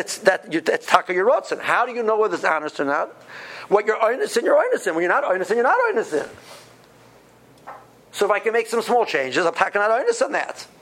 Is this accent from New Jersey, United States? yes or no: no; Cleveland, Ohio, United States; I come from Cleveland, houses cost $150,000